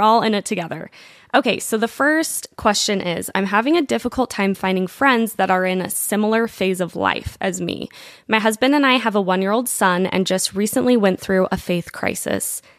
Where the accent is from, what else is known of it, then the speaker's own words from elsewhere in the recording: Provo, Utah, United States; we grew up in Provo, we all went to high school together